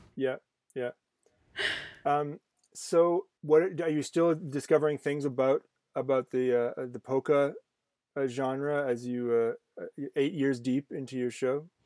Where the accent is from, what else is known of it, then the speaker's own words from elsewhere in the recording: Canada; I'm Canadian